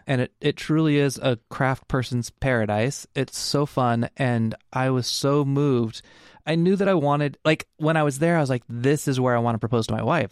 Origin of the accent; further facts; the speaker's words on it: Fresno, California, United States; now in Portland, United States; I grew up in Fresno, California, and we had Storyland